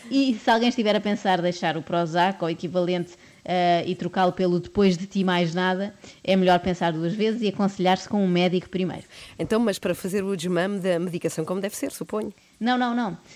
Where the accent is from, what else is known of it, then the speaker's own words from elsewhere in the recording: Lisbon, Portugal; Vim da Pova do Varzim, diretamente do outro concerto para aqui, mas sou de Lisboa.